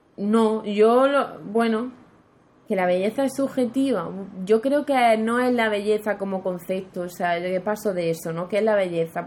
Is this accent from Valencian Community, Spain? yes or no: no; Andalusia, Spain; yo quiero vivir en Andalucía, porque Andalucía es mi tierra